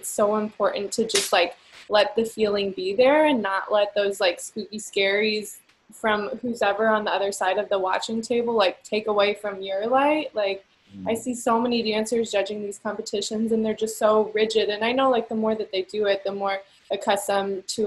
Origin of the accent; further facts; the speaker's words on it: Collinsville, United States; in Collinsville, my hometown, like, there's not too many people, at least growing up in the 90s